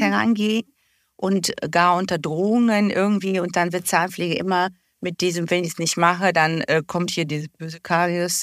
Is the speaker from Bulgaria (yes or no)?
yes; Bulgaria; now in Germany; Ich komme ja ursprünglich aus Bulgarien, also war auch die äh, Zahnversorgung dort jetzt nicht auf dem Niveau wie hier in Deutschland